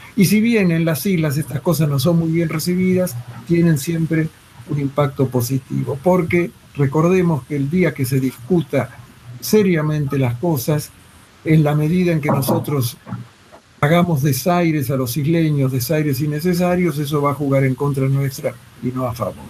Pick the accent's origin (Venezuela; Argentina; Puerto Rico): Argentina